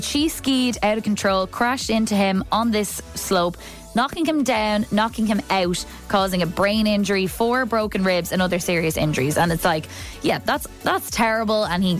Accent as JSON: {"language": "English", "area": "Kildare", "region": "Leinster", "country": "Ireland", "tie": "born or raised there", "said": "because I grew up in Kildare"}